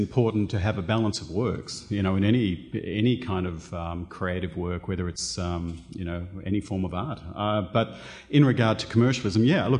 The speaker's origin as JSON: {"language": "English", "country": "Australia", "said": "because I am Australian, I can't help"}